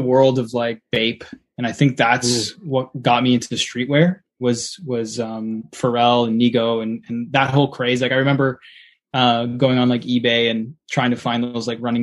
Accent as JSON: {"language": "English", "town": "Hamilton", "region": "Ontario", "country": "Canada", "tie": "born or raised there", "said": "I grew up in Hamilton, from Hamilton"}